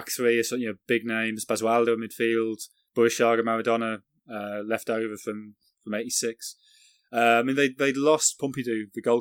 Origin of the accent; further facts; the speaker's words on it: England, United Kingdom; also born or lived in Sunderland; being English